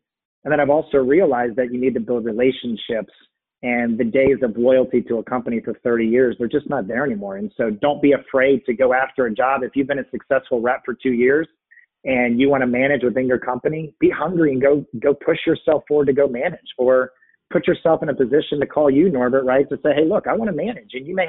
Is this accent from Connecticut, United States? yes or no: no; Texas, United States; born there; also born or lived in San Francisco / Virginia / Cincinnati; I mean, one of it was I grew up moving around, right? I mean, I was born in Texas, moved to San Francisco, moved to Virginia, moved to Cincinnati, moved back to Virginia.